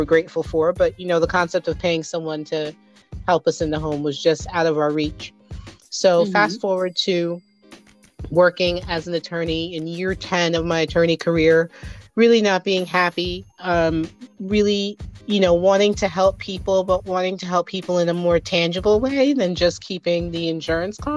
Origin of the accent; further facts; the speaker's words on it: New Jersey, United States; moved away as an adult; now in Henrico, United States; I am originally from New Jersey. I like to tell people that's why I sound like this. I grew up in New Jersey